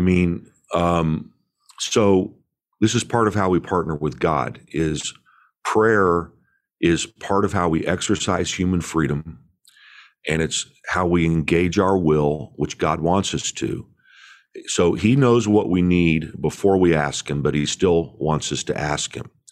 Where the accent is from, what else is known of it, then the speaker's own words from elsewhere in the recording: Indiana, United States; I grew up in Indiana